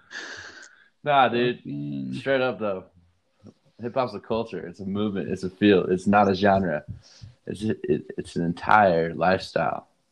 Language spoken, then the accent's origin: English; Durango, Colorado, United States; I grew up in Durango, Colorado